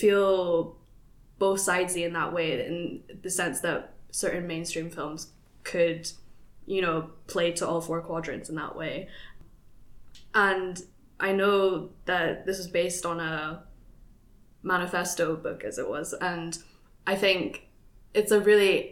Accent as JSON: {"language": "English", "country": "Philippines", "said": "I'm a Filipina"}